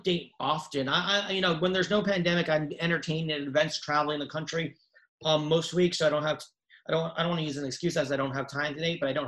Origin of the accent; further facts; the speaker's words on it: New York, United States; also born or lived in Pennsylvania; I'm from New York